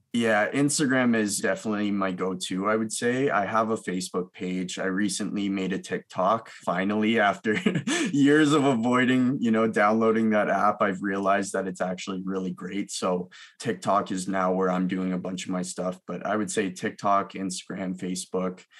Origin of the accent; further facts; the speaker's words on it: Milton, Ontario, Canada; also born or lived in Mississauga, Ontario; I uh, grew up between Milton, Ontario and Mississauga